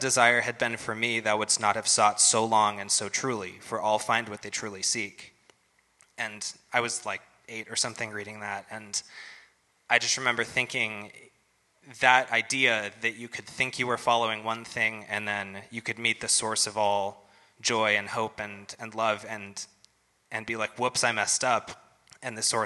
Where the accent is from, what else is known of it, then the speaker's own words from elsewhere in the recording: United States; I'm probably a Christian because I was born in America in the 20th century